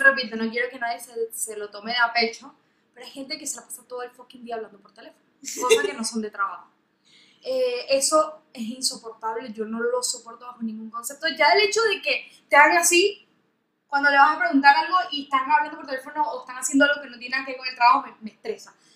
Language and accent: Spanish; Venezuela; now in Argentina; yo soy venezolana